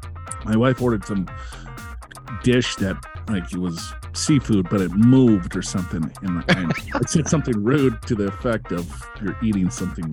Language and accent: English; Minnesota, United States; moved away; growing up in Minnesota